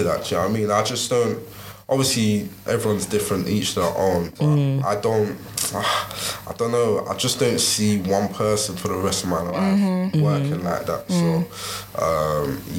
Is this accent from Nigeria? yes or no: yes; Nigeria; I'm a Nigerian